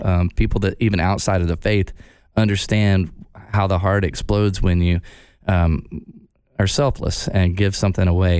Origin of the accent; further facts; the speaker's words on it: Texarkana, United States; I grew up in Texarkana. Half of it is in Arkansas, half of it is in Texas.